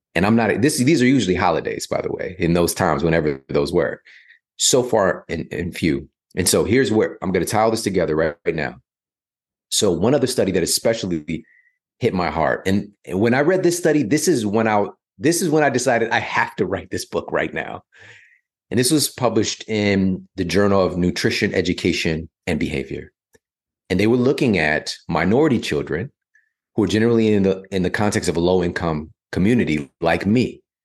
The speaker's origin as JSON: {"language": "English", "town": "St. Louis", "region": "Missouri", "country": "United States", "tie": "born or raised there", "also_born_or_lived": "Ferguson, Missouri", "moved": "as an adult", "lives_now": "Los Angeles, United States", "said": "growing up in, you know, South City, Saint Louis, growing up in Ferguson, Missouri"}